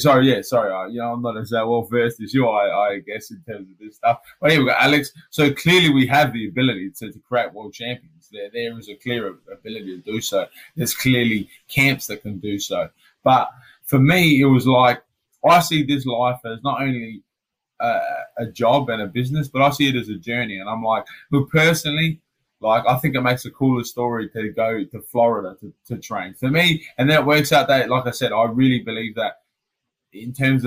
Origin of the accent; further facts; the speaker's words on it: Adelaide, South Australia, Australia; I come from Adelaide